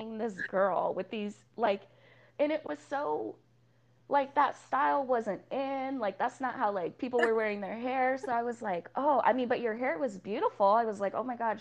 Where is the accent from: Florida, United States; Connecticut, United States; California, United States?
California, United States; Oceanside; also born or lived in Hawaii; Born in a hospital in Hawaii, but I was very much raised in Oceanside.